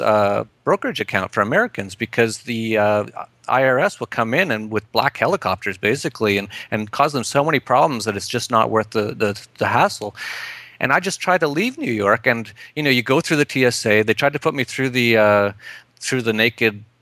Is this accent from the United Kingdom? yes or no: no; Edmonton, Alberta, Canada; moved away as an adult; also born or lived in Vancouver; I'm from Canada originally. I was born in Edmonton and I lived in Vancouver for a while, and then I defected about uh, eight years ago